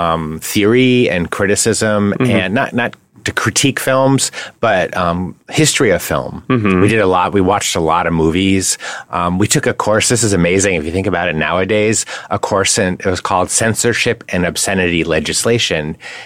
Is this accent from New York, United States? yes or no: no; Connecticut, United States; Well, New England is pretty straightforward. You know, New England cuisine is not fancy.